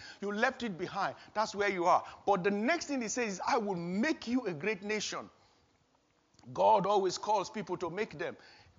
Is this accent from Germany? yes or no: no; Nigeria; moved away as an adult; But before that time, I was working fully in Nigeria, my home country, my birth country.